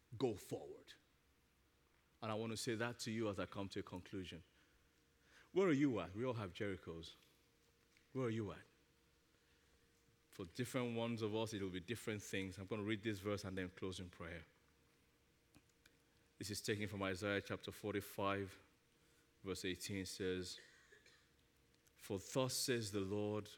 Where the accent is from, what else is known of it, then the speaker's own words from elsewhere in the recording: Nigeria; moved away; As a little kid growing up in Nigeria